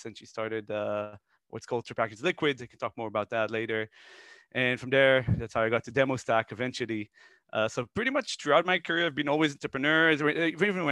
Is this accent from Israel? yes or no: yes; Israel; moved away as an adult; also born or lived in Netherlands; I'm originally from Israel. I was born there and then moved to Holland when I was really young. I lived there for a couple of years. I was a kid. My mother met a Dutch person and got married. Then we came back to Israel, went to the army